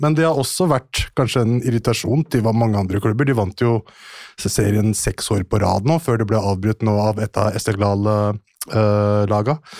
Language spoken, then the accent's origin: Norwegian; Norway; also born or lived in Iran (ancestry); Jeg er en norsk journalist med iransk avstamning